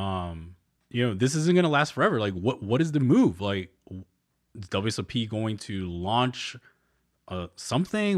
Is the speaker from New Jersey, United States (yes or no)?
yes; New Jersey, United States; born or raised there; moved away